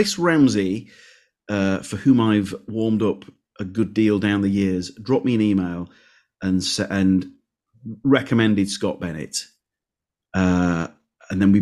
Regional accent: Leeds, Yorkshire and the Humber, United Kingdom; born or raised there

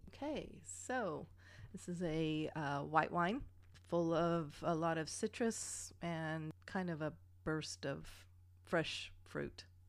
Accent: Germany; moved away; growing up in Germany

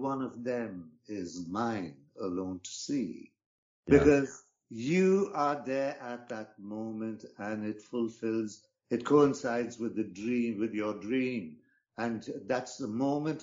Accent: Bangalore, Karnataka, India; moved away as an adult; also born or lived in England / Austria; now in United States; I was born in India in a town called Bangalore.

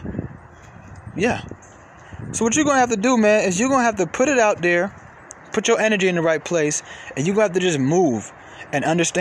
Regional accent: Atlanta, Georgia, United States; I'm from Atlanta.

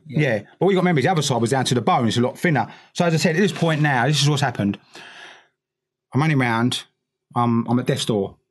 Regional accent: London, United Kingdom; all these little boys growing up in East London

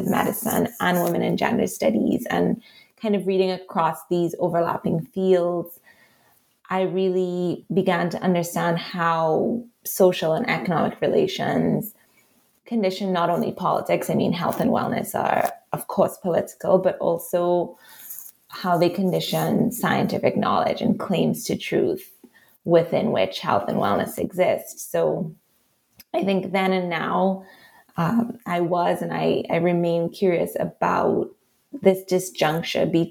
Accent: Trinidad & Tobago; accent: Trinidadian; moved away as an adult; also born or lived in Montreal, Canada; as a teenager, actually growing up in Trinidad

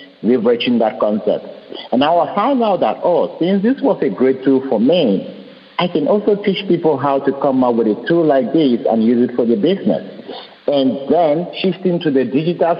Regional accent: Cameroon; moved away; also born or lived in Europe; I was born in Cameroon, and when I was born in a kind of a jungle village, there was no light, there was no electricity. I wasn't born in a city.

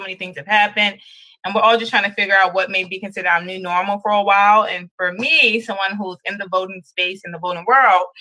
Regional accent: Baltimore, Maryland, United States; also born or lived in Frostburg, Maryland; So I am from Baltimore. I grew up in Northwest Baltimore

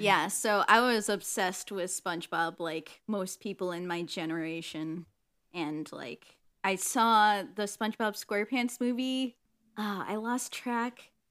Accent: Illinois, United States; moved away; also born or lived in Michigan; I grew up in, uh, Illinois and, you know, had a fun time there, but then, you know, fun parent divorce time

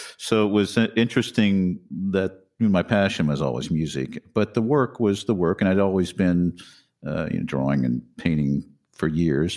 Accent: Wichita, Kansas, United States; moved away as an adult; also born or lived in New York; I was in Wichita, Kansas. That's where I grew up.

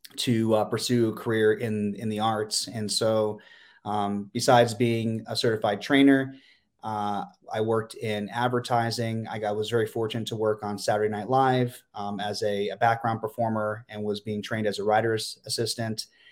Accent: Pennsylvania, United States; moved away; my hometown in Pennsylvania

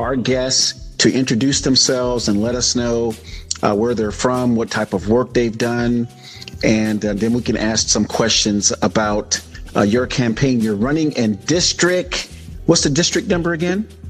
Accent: South Florida, United States; now in Sacramento County, United States; sunny South Florida, my hometown, the 305 we used to call it.

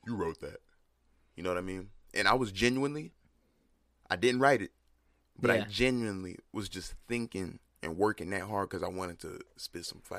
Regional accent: Bridgeport, Connecticut, United States; I was born in Bridgeport, Connecticut.

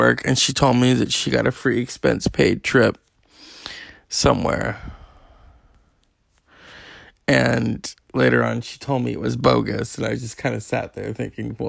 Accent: California, United States; I'm a Californian

